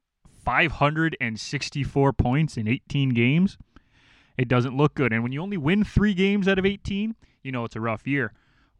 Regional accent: Toronto, Ontario, Canada; the Toronto Argos, my hometown team

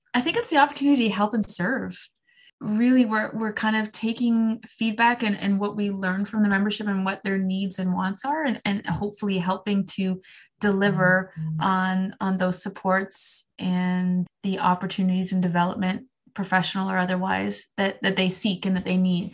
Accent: Canada; I am Canadian

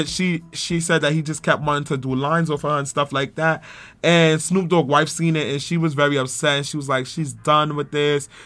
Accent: New York City, New York, United States; I'm from Brownsville

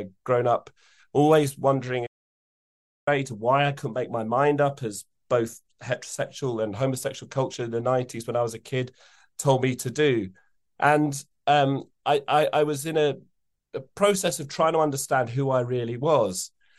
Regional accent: Epping Forest, East of England, United Kingdom; because we come from Epping Forest.

